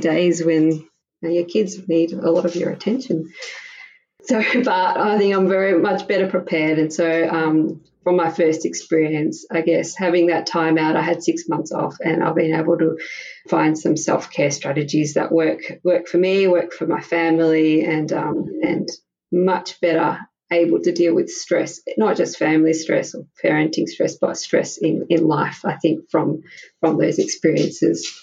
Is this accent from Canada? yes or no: no; Melbourne, Victoria, Australia; moved away as an adult; now in Prague, Czech Republic; I'm from Melbourne, Australia, and I had my first daughter there six years ago